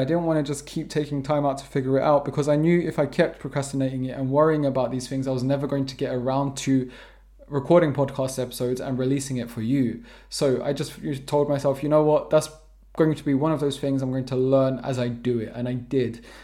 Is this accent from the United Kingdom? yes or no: yes; London, United Kingdom; first language English; moved away as an adult; also born or lived in Preston / Vermont; now in Portugal; I'm born and raised in London, South London to be precise.